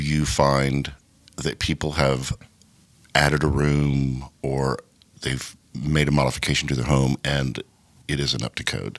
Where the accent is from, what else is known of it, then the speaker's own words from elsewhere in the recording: the South, United States; moved away; I'm from the South